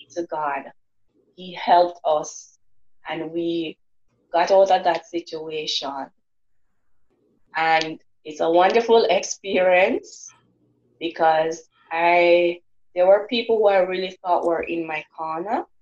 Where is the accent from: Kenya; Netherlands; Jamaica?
Jamaica; I'm from Jamaica